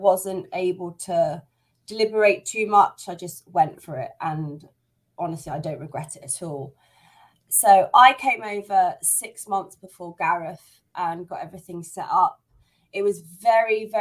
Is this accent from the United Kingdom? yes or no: yes; United Kingdom; moved away as an adult; now in Spain; the fact I'm British made a lot of people very reticent to even let me rent their place